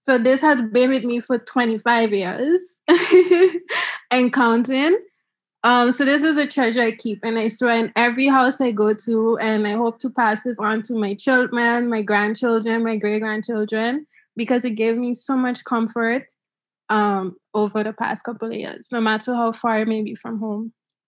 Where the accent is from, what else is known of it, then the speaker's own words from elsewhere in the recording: Curaçao; born there; also born or lived in St. Martin; It's been with me from in Curaçao, because I was born in Curaçao, to going to St. Martin.